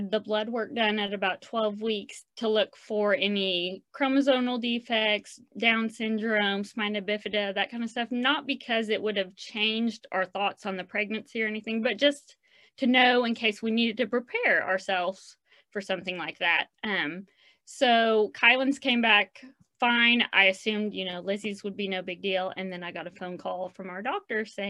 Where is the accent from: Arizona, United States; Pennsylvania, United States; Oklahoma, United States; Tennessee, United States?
Oklahoma, United States; Oklahoma City; now in Edmond, United States; I'm born and raised in Oklahoma City